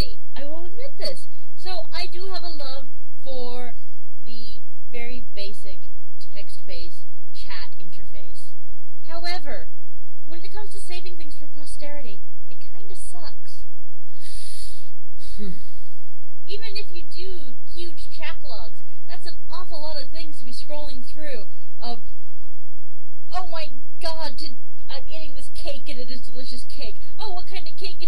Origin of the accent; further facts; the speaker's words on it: Long Beach, California, United States; I grew up in North Long Beach, California, right next to Compton